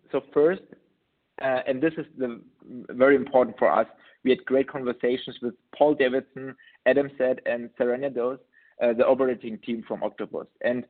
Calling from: Munich, Bavaria, Germany; English is a second language; I'm joining you from Munich in Germany.

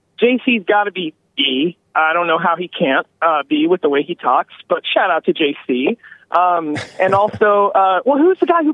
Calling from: Seattle, Washington, United States; I'm just calling in from Sodom and Gomorrah, a.k.a. Seattle.

